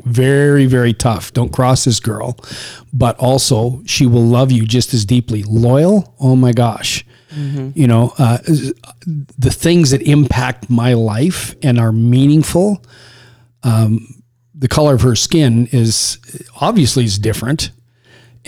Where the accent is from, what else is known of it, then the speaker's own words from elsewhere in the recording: Saskatchewan, Canada; I was raised in Saskatchewan